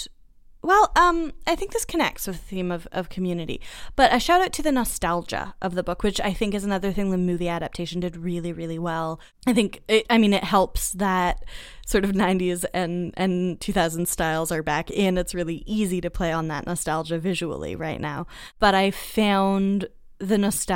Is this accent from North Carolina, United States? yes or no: no; Boston, Massachusetts, United States; I grew up in Boston